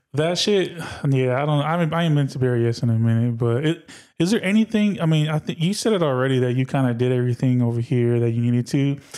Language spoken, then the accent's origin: English; Berkeley, California, United States; I was born in Berkeley